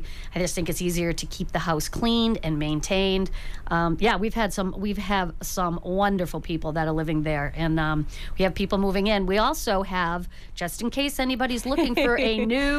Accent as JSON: {"language": "English", "town": "Brockton", "region": "Massachusetts", "country": "United States", "moved": "as an adult", "lives_now": "Hanover, United States", "said": "I'm from Brockton originally, but Jim and I both live in Hanover, and we've been there for about 30 years"}